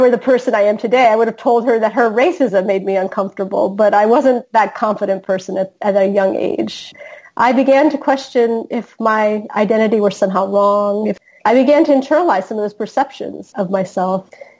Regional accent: Florida, United States; I was born in the U.S. My father came from the West Bank in the 60s. My mother was born in the U.S., the daughter of Palestinian immigrants to the U.S. And I grew up in Florida

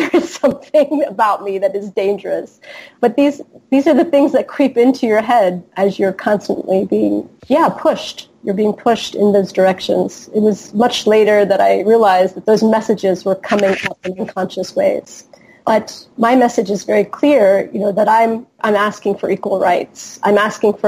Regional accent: Florida, United States; I was born in the U.S. My father came from the West Bank in the 60s. My mother was born in the U.S., the daughter of Palestinian immigrants to the U.S. And I grew up in Florida

